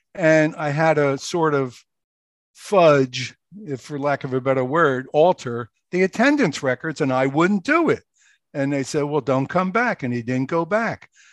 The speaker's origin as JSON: {"language": "English", "town": "Philadelphia", "region": "Pennsylvania", "country": "United States", "tie": "born or raised there", "also_born_or_lived": "Okinawa", "moved": "as an adult", "lives_now": "New Jersey, United States", "said": "I grew up in Philadelphia, lived in the Roe House"}